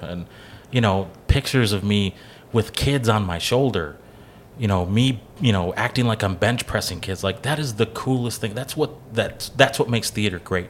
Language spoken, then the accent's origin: English; Kenosha County, Wisconsin, United States; I grew up in the Kenosha County area